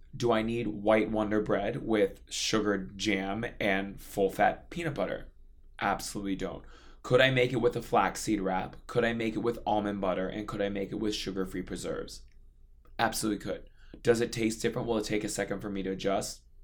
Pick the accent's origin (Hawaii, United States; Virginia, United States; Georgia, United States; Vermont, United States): Hawaii, United States; now in New York City, United States; growing up in Hawaii